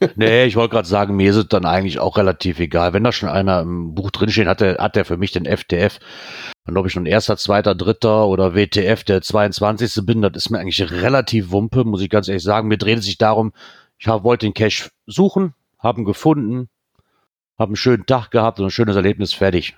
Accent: Netherlands; Ich komme aus Holland.

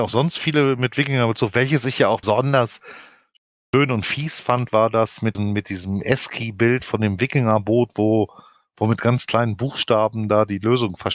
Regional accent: Denmark; born there; Ja, was sie aber nicht wussten, dass ich gebürtige Dänin bin, denen habe ich auf Dänisch die Meinung gegeigt.

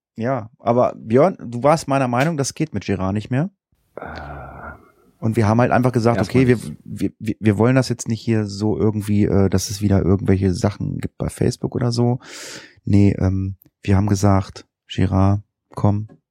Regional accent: Northern Germany, Germany; hier bei uns in Norddeutschland.

